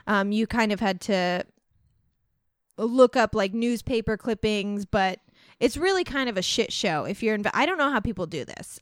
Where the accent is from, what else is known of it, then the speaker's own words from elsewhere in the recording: Centralia, Illinois, United States; moved away; We're from Centralia.